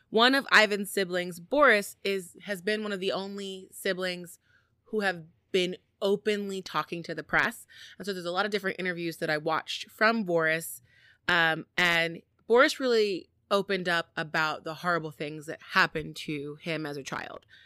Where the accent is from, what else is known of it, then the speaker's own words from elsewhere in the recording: United States; As an American